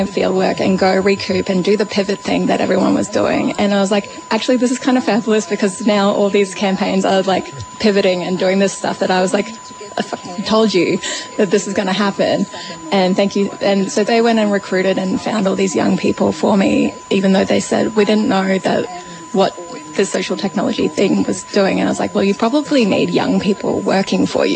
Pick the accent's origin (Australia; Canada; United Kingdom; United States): Australia; Brisbane, Queensland; now in Melbourne, Australia; I grew up in Meenyan and I live here in Naam